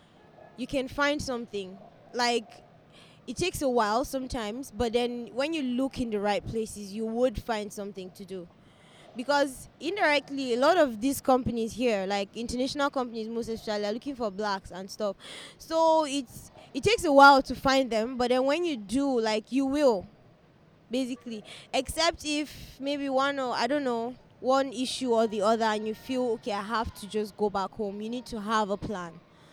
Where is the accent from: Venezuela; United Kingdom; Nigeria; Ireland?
Nigeria; north; But basically, because I'm from the north, so I obviously know that accent.